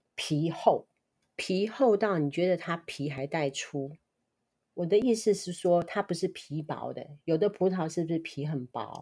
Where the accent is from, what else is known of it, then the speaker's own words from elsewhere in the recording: Kaohsiung, Taiwan; 我们在六龟什么东西都吃不到